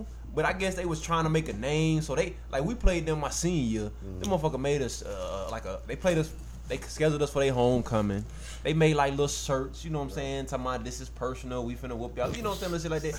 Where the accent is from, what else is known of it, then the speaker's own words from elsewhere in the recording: Forest Park, Georgia, United States; Because, you know, I'm coming from Clayton County. I'm coming from Forest Park.